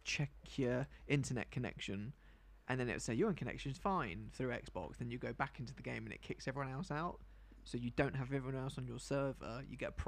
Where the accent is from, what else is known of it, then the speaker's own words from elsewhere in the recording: United Kingdom; I'm British.